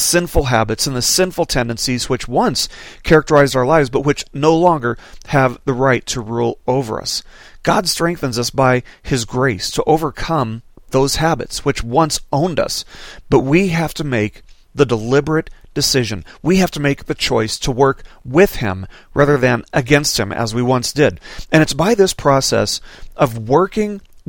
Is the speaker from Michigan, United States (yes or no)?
no; Las Vegas, Nevada, United States; now in Arkansas, United States; growing up in Las Vegas